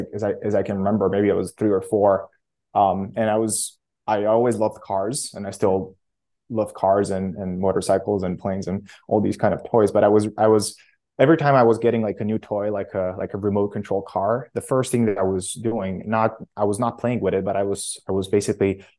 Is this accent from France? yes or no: no; Oradea, Bihor County, Romania; I grew up in Romania in a small city called Oradea. It's in on the western part of Romania